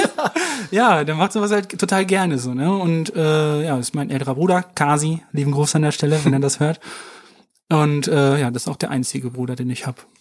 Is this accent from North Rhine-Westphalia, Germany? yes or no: yes; Warendorf, North Rhine-Westphalia, Germany; ich bin in, in Warendorf zur Schule gegangen aufs Mariengymnasium